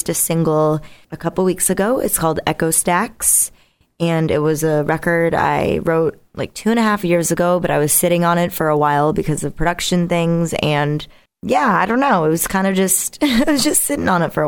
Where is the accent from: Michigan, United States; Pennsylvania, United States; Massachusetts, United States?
Massachusetts, United States; Boston; I'm from the Boston area